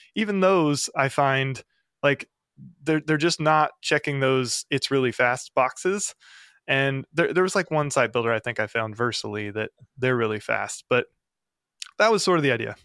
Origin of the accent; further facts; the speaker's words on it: the Ozarks, United States; I'm from the Ozarks in the middle of the U S.